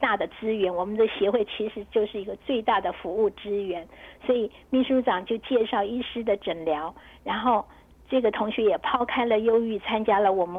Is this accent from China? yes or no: yes; China; 有一些也是有一点，我们中国人嘛，就是就是都会不太熟悉，就是会比较害羞。